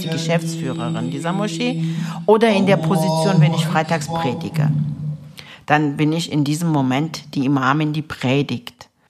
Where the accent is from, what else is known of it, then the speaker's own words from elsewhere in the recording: Berlin, Germany; also born or lived in Istanbul, Turkey; bin mit sechs Jahren nach Berlin, Wedding, umgezogen. Meine Eltern sind als Gastarbeiter hergekommen und haben uns nachgeholt, uns Kinder. Und ich bin hier in der Liebenwalder Straße groß geworden.